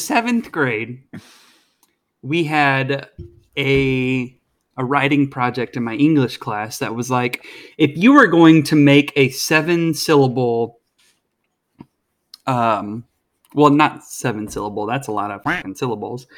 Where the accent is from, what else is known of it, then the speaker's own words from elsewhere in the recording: the southwestern Midwest, United States; I am from the Midwest